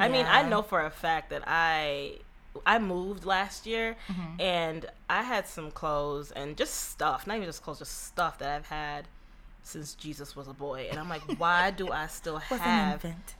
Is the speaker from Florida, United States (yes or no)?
yes; Florida, United States; And it's different like growing up in Florida because there's no such thing, like there's a winter but it's not like really a winter.